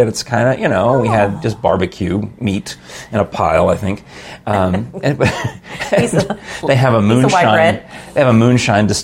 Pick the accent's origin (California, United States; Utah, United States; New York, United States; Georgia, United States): New York, United States; moved away; also born or lived in Los Angeles; I can do a New York accent. I mean, I'm from New York